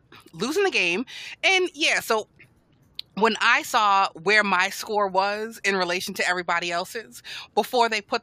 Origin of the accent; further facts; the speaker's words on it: United States; being an American, like a reluctant American for 4 years